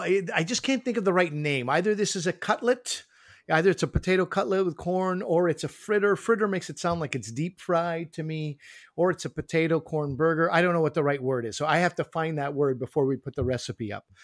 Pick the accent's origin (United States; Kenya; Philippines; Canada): Canada; Montreal, Quebec; moved away; in Quebec, where I grew up in Montreal